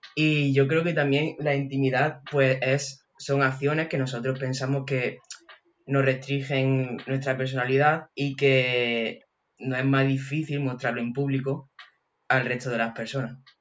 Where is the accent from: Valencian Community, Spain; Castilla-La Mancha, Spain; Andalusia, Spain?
Andalusia, Spain; Andújar; soy de Andújar de Jaén